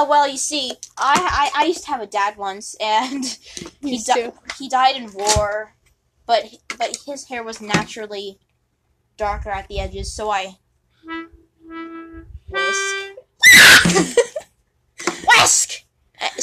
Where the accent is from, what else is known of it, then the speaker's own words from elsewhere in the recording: California, United States; Where did you grow up … ? I grew up... I'm not going to tell you that. Actually, I will. I grew up in California.